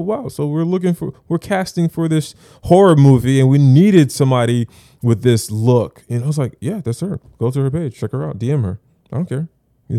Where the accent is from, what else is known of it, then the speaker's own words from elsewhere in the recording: Florida, United States; I'm from Broward